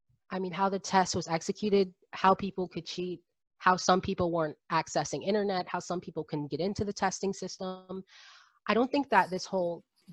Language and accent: English; South Florida, United States; I'm from South Florida